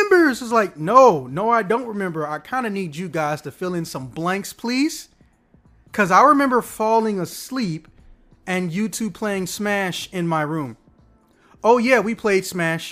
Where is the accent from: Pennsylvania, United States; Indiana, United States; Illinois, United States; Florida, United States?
Illinois, United States; I'm from Illinois